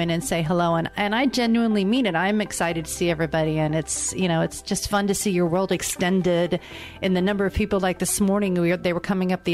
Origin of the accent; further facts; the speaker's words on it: Indianapolis, Indiana, United States; I'm from Indianapolis, Indiana